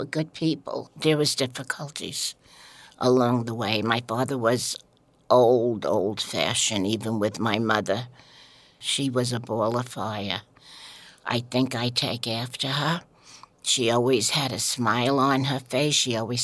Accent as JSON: {"language": "English", "town": "New York City", "region": "New York", "country": "United States", "tie": "born or raised there", "said": "the Brooklyn that I grew up"}